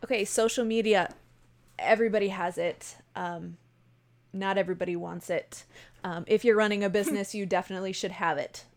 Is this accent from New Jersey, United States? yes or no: no; Buffalo, New York, United States; I am from Buffalo, New York. We say, er, A is funny